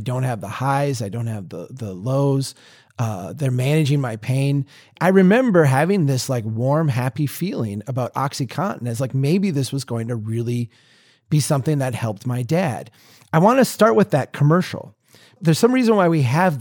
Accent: Minnesota, United States; a Minnesotan

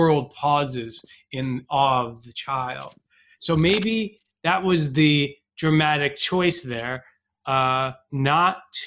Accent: New York City, New York, United States; I'm an Irish Catholic New York Jew who's never been to Hebrew school or Catholic school

